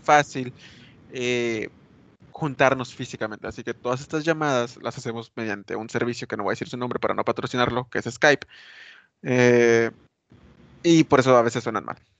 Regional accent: Mexico; ya sabes cómo somos los mexicanos

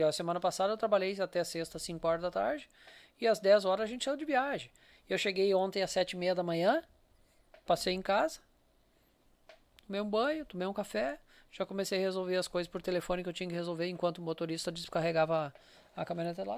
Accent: Capela de Santana, Rio Grande do Sul, Brazil; moved away as an adult; also born or lived in Novo Hamburgo; now in São Leopoldo, Brazil; Eu morei, eu saí lá de Capela com 45, eu tô com 52

